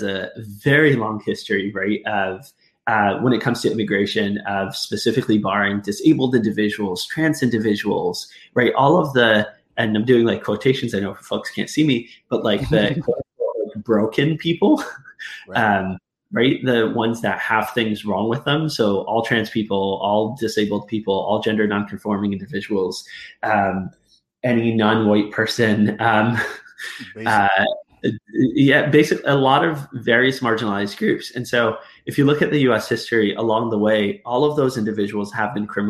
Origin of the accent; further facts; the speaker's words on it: Arizona, United States; moved away as an adult; now in Northern Ireland, United Kingdom; growing up in Arizona